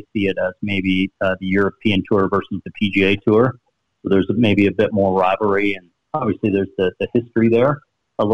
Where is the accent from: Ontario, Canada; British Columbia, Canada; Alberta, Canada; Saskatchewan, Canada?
Ontario, Canada; Sarnia; born or raised there